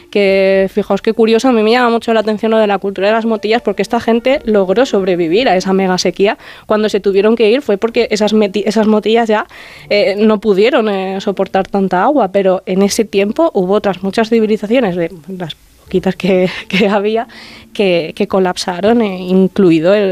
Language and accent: Spanish; Terrinches, Castilla-La Mancha, Spain; moved away as an adult; now in Aragon, Spain; en mi pueblo, en la loma en la que me he criado, en la que está la huerta